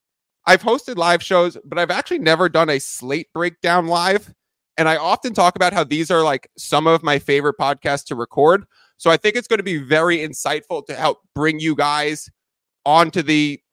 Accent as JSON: {"language": "English", "region": "New York", "country": "United States", "moved": "yes", "said": "I'm originally from New York"}